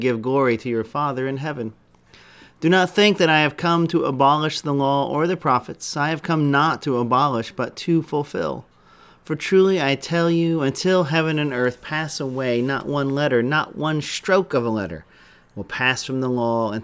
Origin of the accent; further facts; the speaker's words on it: Indianapolis, Indiana, United States; moved away; I grew up in Indianapolis